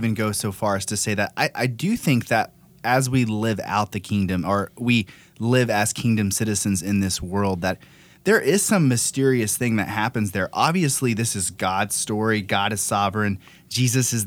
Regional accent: United States; for me as an American

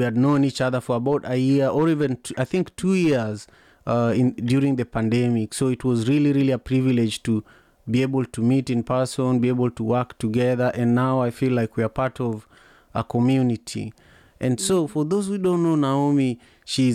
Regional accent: Kisumu, Kisumu County, Kenya; So we grew up in Manyata, which is one of the largest slums in the world, but it is in Kisumu, Kenya, my hometown

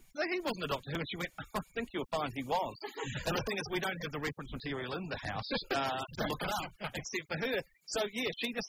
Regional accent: New Zealand; moved away; being from New Zealand

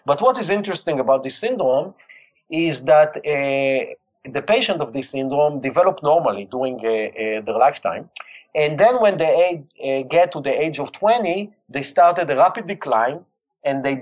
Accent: Israel; accent: Israeli; English is a second language; I was born and raised in Israel

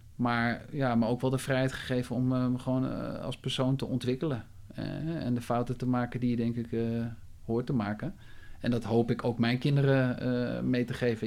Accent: Maarssen, Utrecht, Netherlands; ik ben geboren in Utrecht, eh, toen vrij snel naar de, hè, de Phoenix-locatie uitgewaaid. Hè, zoals je nu ook weer ziet eh, in Maarsen. Maarsebroek.

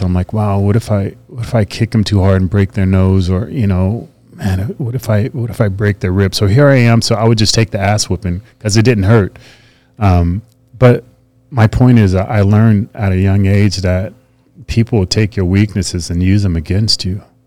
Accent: Fresno, California, United States; It was in Fresno, my hometown.

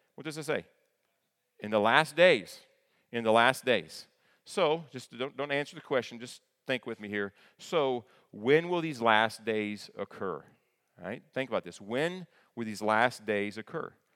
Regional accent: northeastern Kentucky, United States; moved away; I grew up in northeastern Kentucky, right, in the tri-state area of Ohio, Kentucky, and West Virginia.

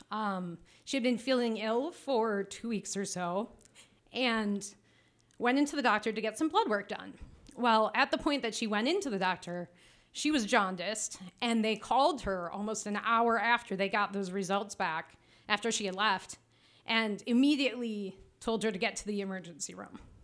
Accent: Traverse City, Michigan, United States; I am from Traverse City

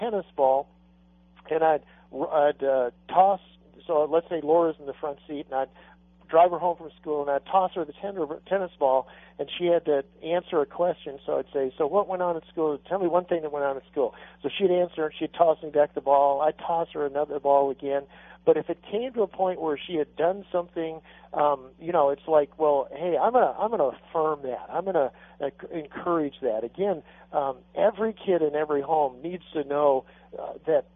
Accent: Arizona, United States; I grew up in Arizona where it was okay to hug your horse, not your kid

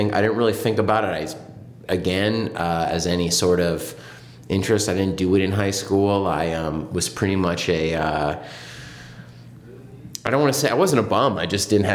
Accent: San Diego, California, United States; moved away as an adult; I grew up in San Diego

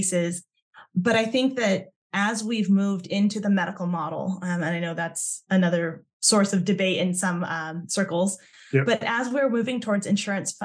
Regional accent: Southern California, United States; my own experience growing up in Southern California as a Thai American

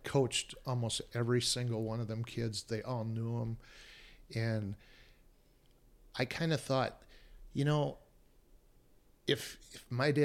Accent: Alpena, Michigan, United States; moved away; Alpena, my hometown

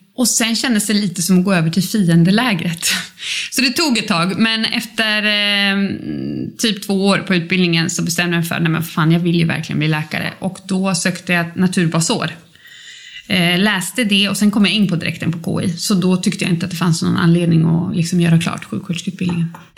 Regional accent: Uppsala, Uppsala County, Sweden; born or raised there

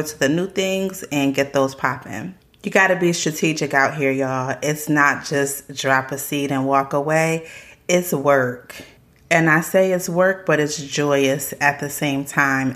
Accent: South Carolina, United States; my family is a little bit country. We're from South Carolina

